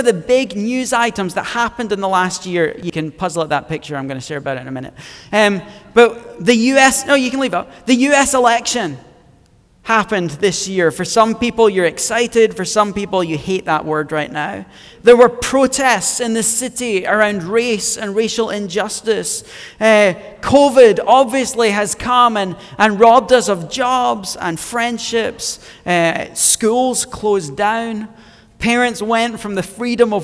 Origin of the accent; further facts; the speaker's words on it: Scotland, United Kingdom; moved away; I'm originally from Scotland, hence why I talk way better than everyone else.